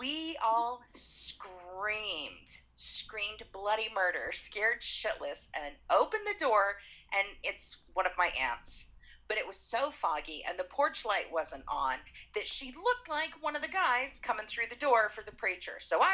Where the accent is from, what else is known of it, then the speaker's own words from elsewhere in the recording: Utah, United States; Where I grew up in Utah